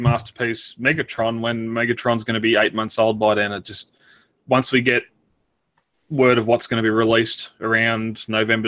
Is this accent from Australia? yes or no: yes; Victoria, Australia; moved away as an adult; I joined the army and left Victoria